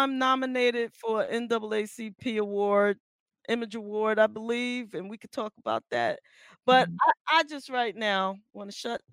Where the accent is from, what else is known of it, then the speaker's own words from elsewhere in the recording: New York City, New York, United States; I grew up in the Bronx. There's in a small area called Classen Point